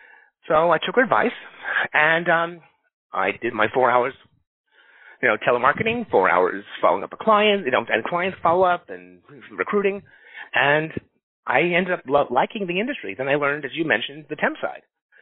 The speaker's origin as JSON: {"language": "English", "town": "New York City", "region": "New York", "country": "United States", "tie": "born or raised there", "moved": "as an adult", "lives_now": "Los Angeles, United States", "said": "I grew up in Astoria, Queens, New York. And after college, and a couple of years after college, and from Pace University, I decided to move to give my chance and see if I can get a job in California, in Los Angeles."}